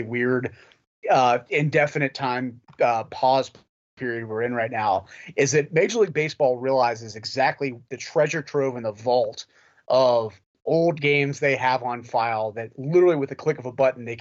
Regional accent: Lexington, Kentucky, United States; I grew up in Lexington

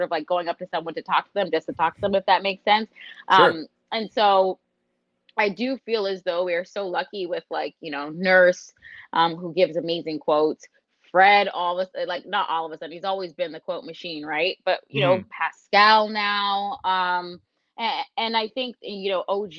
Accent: Toronto, Ontario, Canada; I'm from Scarborough

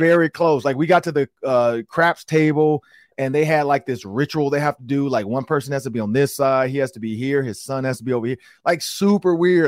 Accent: Detroit, Michigan, United States; now in Minnesota, United States; I grew up in Detroit

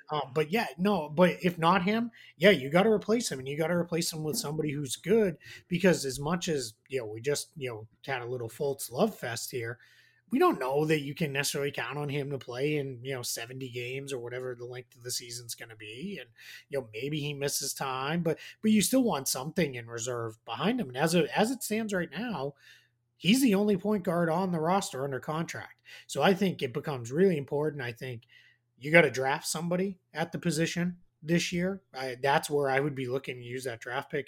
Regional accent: Boston, Massachusetts, United States; accent: Boston; My Boston accent

